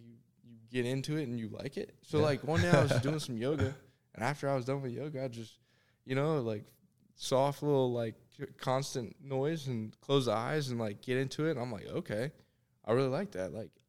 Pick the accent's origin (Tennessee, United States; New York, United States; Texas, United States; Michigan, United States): Tennessee, United States; Thompson Station; also born or lived in Sarasota, Florida; I was born in Sarasota, Florida, but I consider myself a Tennessean.